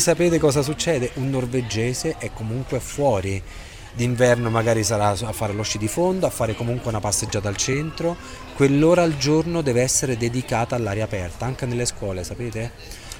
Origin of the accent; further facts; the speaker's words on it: Rome, Lazio, Italy; moved away as an adult; now in Oslo, Norway; io vengo da Roma